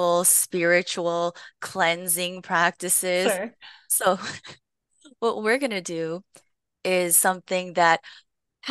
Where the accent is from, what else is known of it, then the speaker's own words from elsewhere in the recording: Long Beach, California, United States; I grew up in Long Beach, California, where I was born and raised.